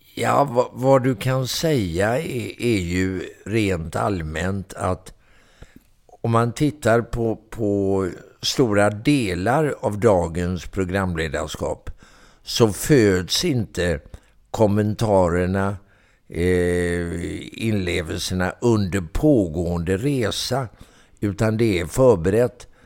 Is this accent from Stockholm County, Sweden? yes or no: no; Mölnlycke, Västra Götaland, Sweden; also born or lived in Gothenburg; Jag är en bit utanför uppvuxen och eh, bodde i Mönlycke